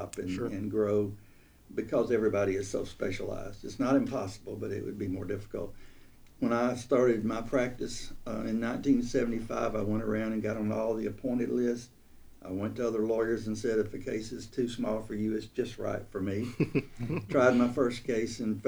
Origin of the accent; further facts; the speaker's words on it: Russellville, Alabama, United States; also born or lived in Colbert County, Alabama / Fort Lauderdale, Florida; now in Tuscaloosa, United States; I grew up in Russellville, Alabama